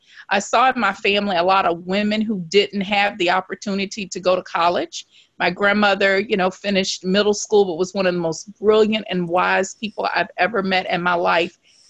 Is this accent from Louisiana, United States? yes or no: yes; Shreveport, Louisiana, United States; I was born in Shreveport, Louisiana, and Shreveport is a small town. It's not huge, but when I was growing up, it was a place that really didn't have an enormous amount of opportunities